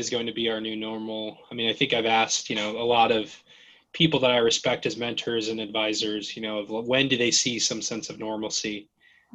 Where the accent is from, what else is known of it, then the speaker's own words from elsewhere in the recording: Gardnerville, Nevada, United States; moved away as an adult; I grew up in a very, you know, small town at the base of Lake Tahoe called Gardnerville, Nevada